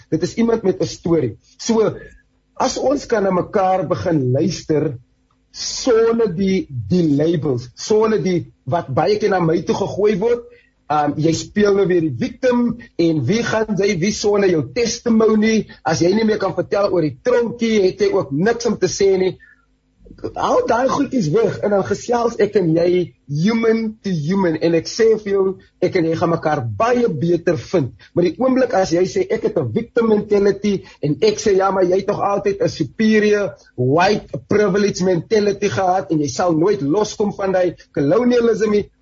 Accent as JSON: {"language": "Afrikaans", "country": "South Africa"}